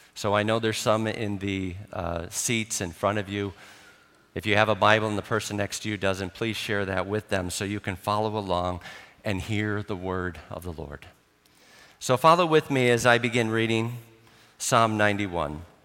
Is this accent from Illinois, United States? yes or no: yes; Chicago, Illinois, United States; now in Ireland; I grew up in Chicago, so we did have snow